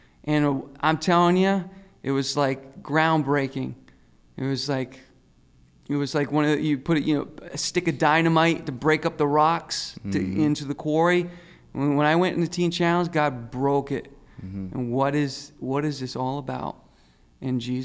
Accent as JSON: {"language": "English", "region": "Rhode Island", "country": "United States", "moved": "yes", "lives_now": "Massachusetts, United States", "said": "I'm from Rhode Island, and I live in Massachusetts now."}